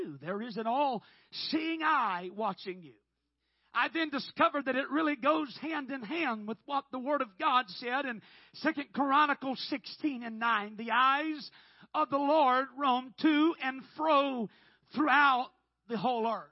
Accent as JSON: {"language": "English", "region": "Oklahoma", "country": "United States", "said": "I'm from Oklahoma"}